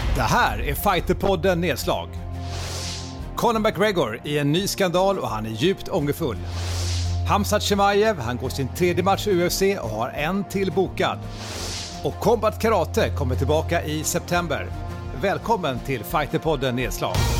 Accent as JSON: {"language": "Swedish", "town": "Gothenburg", "region": "Västra Götaland", "country": "Sweden", "said": "jag är från Göteborg"}